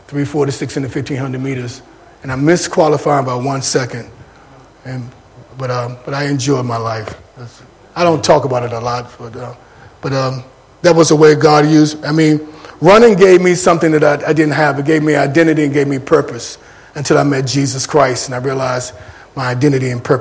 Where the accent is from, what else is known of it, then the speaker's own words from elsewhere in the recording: Washington, District of Columbia, United States; moved away as an adult; also born or lived in Danville, Virginia / Boston, Massachusetts / Tasmania, Australia; now in Banksia Park, Australia; I grew up in Washington, D.C.